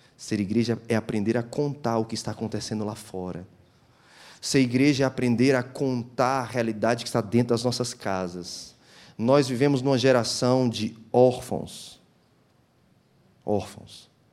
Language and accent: Portuguese; Guarulhos, São Paulo, Brazil; also born or lived in Fortaleza, Ceará; now in Itajaí, Brazil; Eu morei em Guarulhos, minha infância. Toda a minha infância morei em Guarulhos.